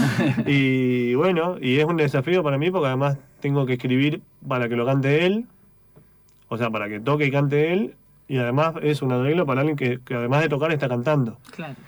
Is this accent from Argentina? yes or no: yes; Neuquén, Argentina; moved away as an adult; also born or lived in Tierra del Fuego; now in Buenos Aires, Argentina; Nacido en Tierra del Fuego, criado en Neuquén. Ok. Desde los 9 años viví en Neuquén